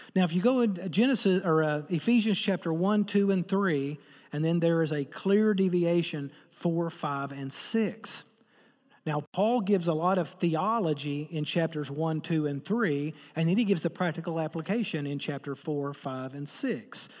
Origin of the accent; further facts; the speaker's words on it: Eastern Kentucky, United States; I'm from Eastern Kentucky